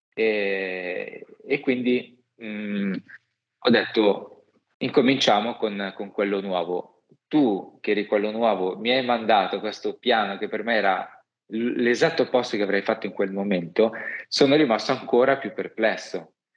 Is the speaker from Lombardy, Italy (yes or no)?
yes; Milan, Lombardy, Italy; also born or lived in Rome; da milanese